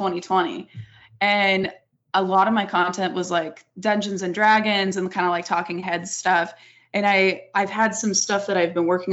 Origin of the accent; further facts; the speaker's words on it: Las Vegas, Nevada, United States; growing up where I grew up in Vegas, you see taboo stuff all the time. It's just the nature of here